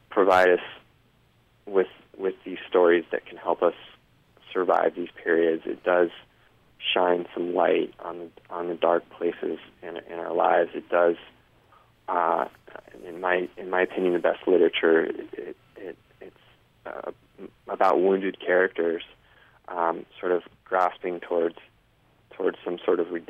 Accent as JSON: {"language": "English", "town": "Denver", "region": "Colorado", "country": "United States", "tie": "born or raised there", "also_born_or_lived": "New York City", "said": "I {S1} hadn't been in back home in in my {S0} home state of {S1} Colorado and in the city of Denver for more than 40 minutes"}